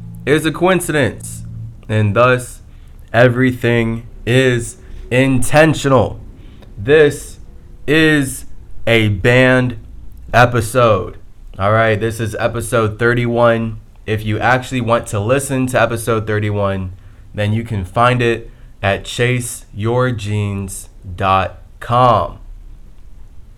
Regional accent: United States; all of us as American men

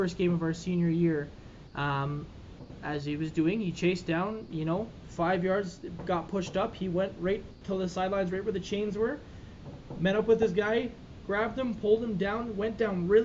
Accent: Calgary, Alberta, Canada; born and raised Calgary.

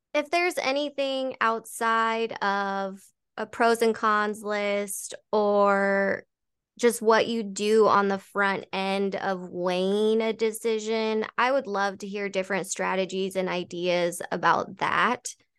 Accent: Colorado, United States; moved away as an adult; now in Arizona, United States; going back to Colorado, going back to my hometown, which I moved away from five years ago.

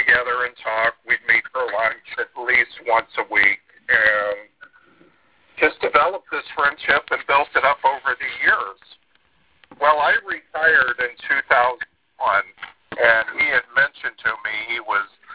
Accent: South Florida, United States; I witnessed all of the launches growing up in South Florida

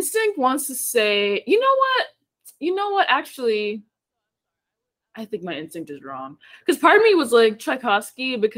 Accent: Haiti; moved away; I'm Haitian. I was born in Haiti.

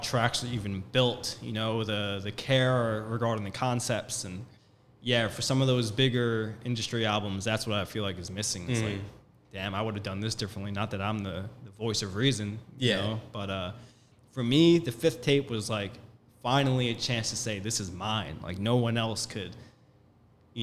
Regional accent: Long Island, New York, United States; we were raised in Long Island, New York

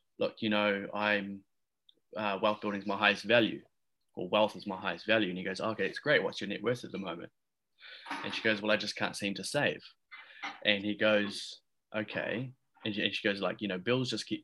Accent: Christchurch, Canterbury, New Zealand; moved away as an adult; now in Bali, Indonesia; I'm currently in quarantine back in my hometown in Christchurch

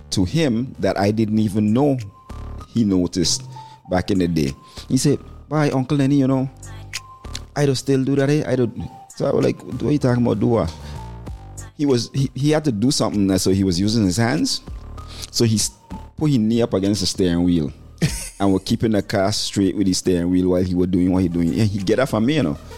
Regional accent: St. Thomas, U.S. Virgin Islands; Can remember I'm from St. Thomas, grew up in St. Thomas, and I can remember days passing by this area called Simmons Alley, where them Rasta man used to hang out.

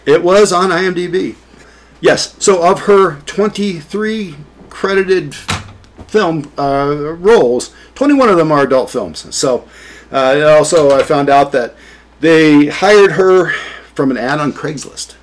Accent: central Ohio, United States; I'm from Ohio

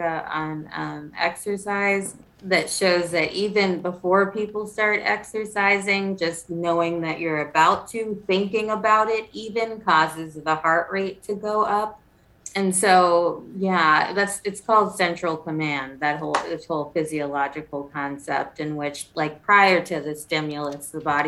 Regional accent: South Carolina, United States; I'm from South Carolina

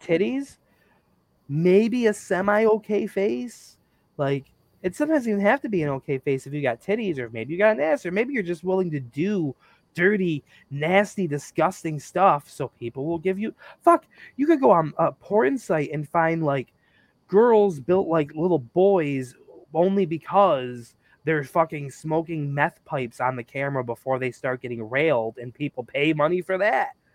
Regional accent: United States; growing up in America as an American

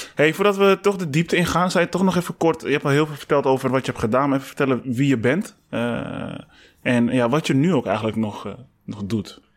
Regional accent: Amsterdam, North Holland, Netherlands; Dan ben ik een echt Amsterdammer, om het zo maar te zeggen, want ik ben hier geboren.

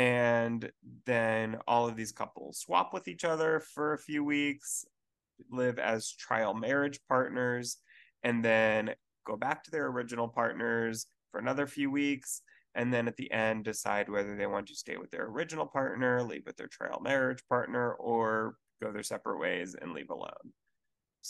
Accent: Houston, Texas, United States; Houston, which is super exciting for me, my hometown.

